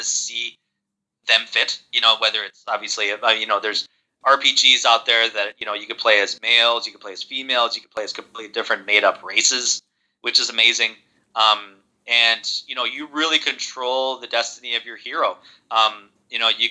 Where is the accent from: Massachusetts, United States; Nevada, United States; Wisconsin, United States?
Wisconsin, United States; Milwaukee; We're from Milwaukee, Wisconsin